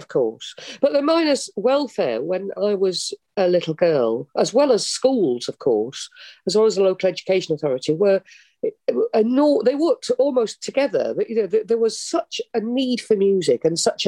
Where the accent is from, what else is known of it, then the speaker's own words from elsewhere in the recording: Thorne, Yorkshire and the Humber, United Kingdom; I was born in South Yorkshire, actually on the South Yorkshire coalfield in a pit village called Thorn, and all my family were miners or railway workers or steel workers. Everybody in the community were working people.